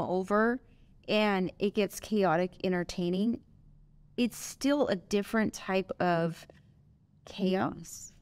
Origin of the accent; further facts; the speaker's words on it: Los Angeles, California, United States; also born or lived in Chicago; I was born and raised in Southern California. I'm from L A originally